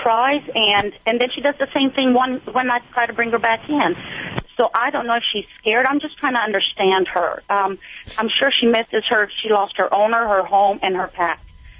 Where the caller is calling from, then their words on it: southern Indiana, United States; I'm calling from Indiana, southern Indiana.